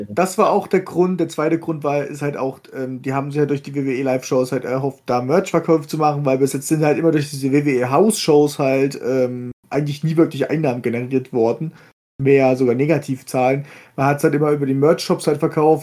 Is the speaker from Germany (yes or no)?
yes; Germany; hier bei uns in Deutschland